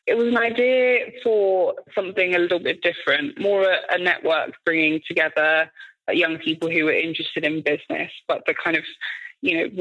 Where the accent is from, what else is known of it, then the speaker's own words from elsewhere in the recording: London, United Kingdom; I grew up in Tottenham in North London